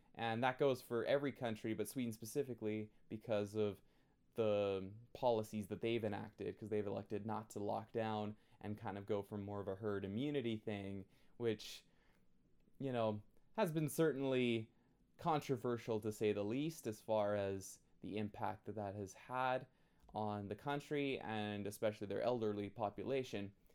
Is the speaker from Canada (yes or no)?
yes; Canada; I'm Canadian